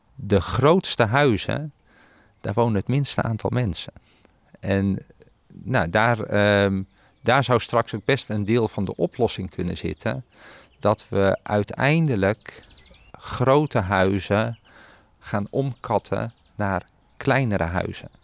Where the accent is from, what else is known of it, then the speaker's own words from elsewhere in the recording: Netherlands; also born or lived in Belgium; wij in Nederland